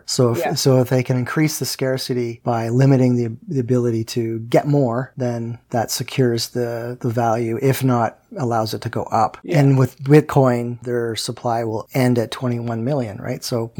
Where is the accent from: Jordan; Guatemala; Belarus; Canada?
Canada; I'm Canadian, so you can say whatever you want.